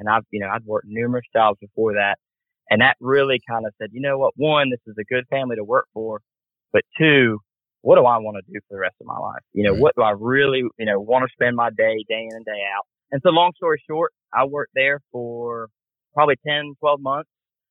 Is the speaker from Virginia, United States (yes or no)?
no; Warrington, Georgia, United States; born there; I was born in Warrington, and he lived in Warrington, Georgia.